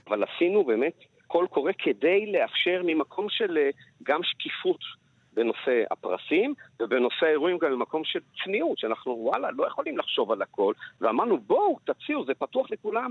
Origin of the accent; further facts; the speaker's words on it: Jerusalem, Jerusalem District, Israel; also born or lived in Paris, France; כמסעדן לשעבר, כירושלמי, כמישהו שחי גם בפריז